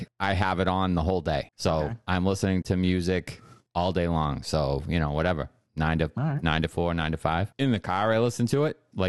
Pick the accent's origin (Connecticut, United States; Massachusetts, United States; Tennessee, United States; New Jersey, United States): Massachusetts, United States; Boston; As a Red Sox fan and as a Bostonian, this pisses me off.